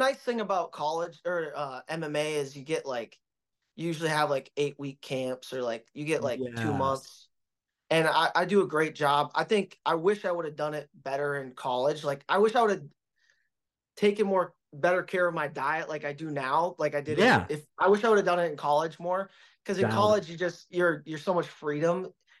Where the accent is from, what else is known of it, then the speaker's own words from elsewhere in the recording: Minnesota, United States; the difference is I came from Minnesota, so I know what cold is.